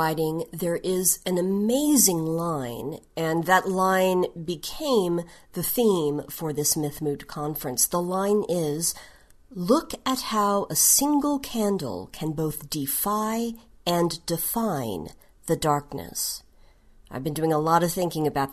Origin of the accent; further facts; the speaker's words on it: Tulsa, Oklahoma, United States; moved away; So my hometown is Tulsa, Oklahoma. I've actually lived in a total of 6 states in the United States over my life, but I consider Tulsa to be my hometown because that is where I grew up, spent most of my childhood and teens